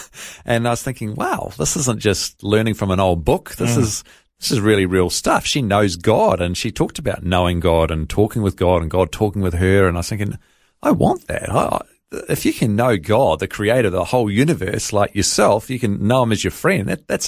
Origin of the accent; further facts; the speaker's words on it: Hawera, Taranaki, New Zealand; born there; I was born in Hawera in Taranaki in New Zealand.